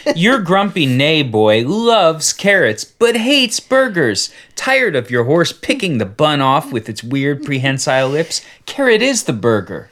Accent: United States; I'm American. I speak one language.

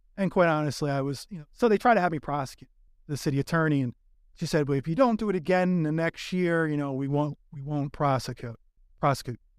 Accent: New York, United States; now in Los Angeles, United States; I'm originally from New York

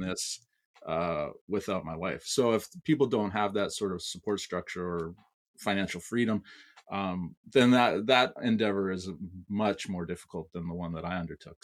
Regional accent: Canada; I'm Canadian

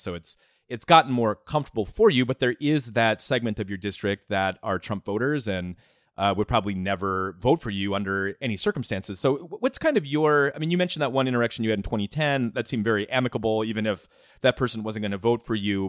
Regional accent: Minnesota, United States; I'm from Minnesota, I covered Minnesota politics for a while

